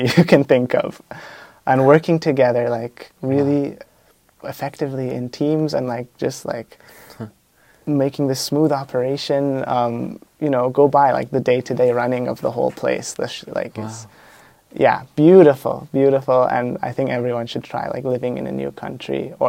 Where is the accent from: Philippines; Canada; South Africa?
Canada; I came from Canada